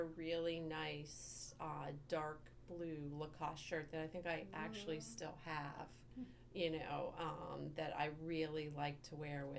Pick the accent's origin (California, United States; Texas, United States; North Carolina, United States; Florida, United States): North Carolina, United States; also born or lived in New England; we moved from New England to North Carolina. Everybody was wearing wide whales and, you know, preppy stuff, and I was in tough skins and, you know, whatever. This, you know, so there was a big chunk of my youth there.